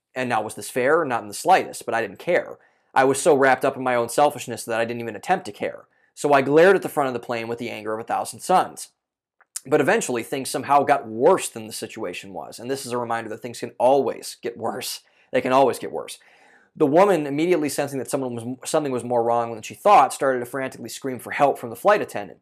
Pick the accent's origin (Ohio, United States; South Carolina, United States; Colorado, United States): Ohio, United States; moved away; I'm from Ohio originally, so I was still living with my parents at the time